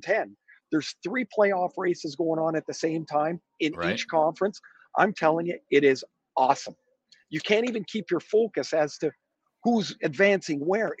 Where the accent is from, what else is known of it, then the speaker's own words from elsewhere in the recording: Canada; I'm a Canadian.